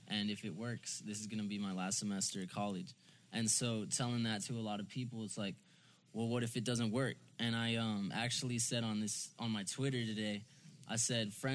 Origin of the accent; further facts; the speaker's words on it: Allen, Texas, United States; also born or lived in Plano, Texas / Dallas area; now in Frisco, United States; I live in Frisco. I was born in Plano. I grew up in Allen. I just say Dallas.